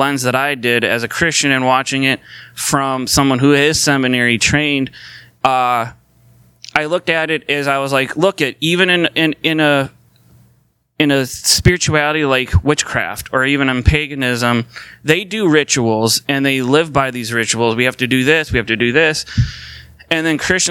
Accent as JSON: {"language": "English", "town": "St. Paul", "region": "Minnesota", "country": "United States", "tie": "born or raised there", "said": "I was born in St. Paul. So that makes me a Minnesotan, because I was born here in Minnesota and I live here."}